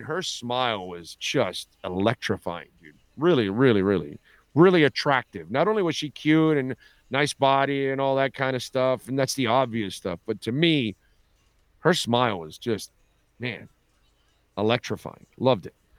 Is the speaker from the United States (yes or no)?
no; Canada; I'm Canadian